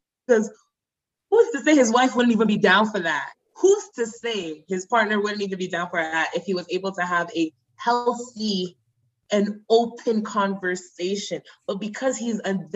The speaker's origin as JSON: {"language": "English", "country": "Nigeria", "said": "I'm Nigerian"}